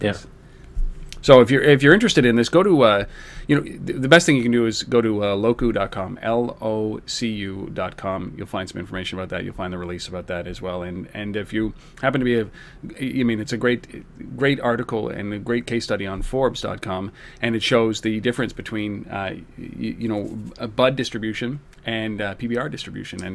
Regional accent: Canada; as a Canadian

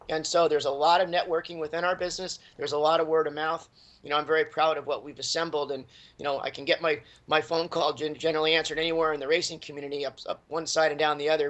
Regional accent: Southern California, United States; moved away as an adult; I grew up in Southern California as a Southern California car culture kid

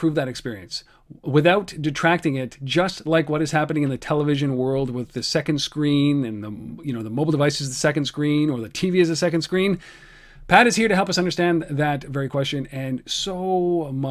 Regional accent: Canada; I'm a Canadian

